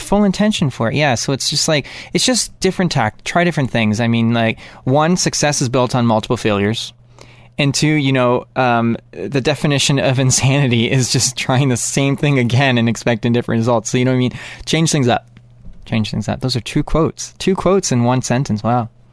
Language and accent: English; Canada